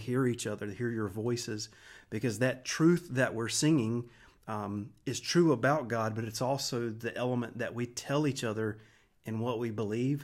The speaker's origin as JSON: {"language": "English", "town": "Wilson", "country": "United States", "tie": "born or raised there", "said": "I grew up in Wilson. Uh, we moved here in seventy-nine when I was five years old"}